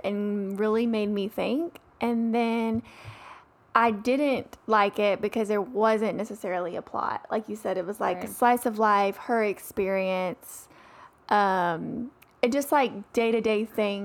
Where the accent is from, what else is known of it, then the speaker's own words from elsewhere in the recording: the South, United States; I grew up in the South